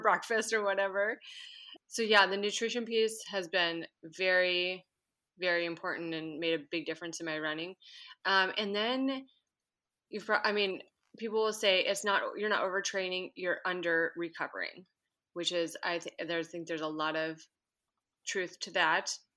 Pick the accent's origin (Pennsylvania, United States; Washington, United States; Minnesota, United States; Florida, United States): Minnesota, United States; moved away as an adult; now in Anchorage, United States; I currently live in Anchorage, Alaska, but I grew up in Minnesota